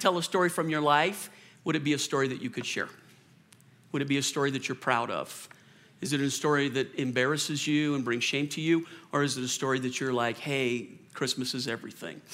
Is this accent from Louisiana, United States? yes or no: yes; New Orleans, Louisiana, United States; moved away; also born or lived in Colorado; I was born in Louisiana and I grew up in New Orleans.